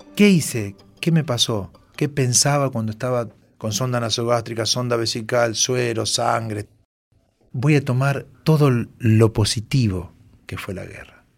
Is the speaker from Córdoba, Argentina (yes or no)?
yes; Monte Maíz, Córdoba, Argentina; moved away as an adult; also born or lived in Buenos Aires / Laborde, Córdoba; luego de unos meses mi familia se trasladó a un pueblito de la ciudad de Córdoba, La Borde, luego de allí a los 6 en Montemaíz y de ahí estuve hasta los 18.